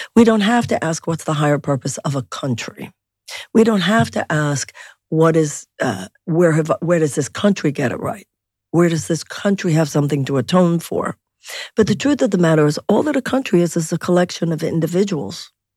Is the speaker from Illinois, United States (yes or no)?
no; Houston, Texas, United States; I was born and raised in Houston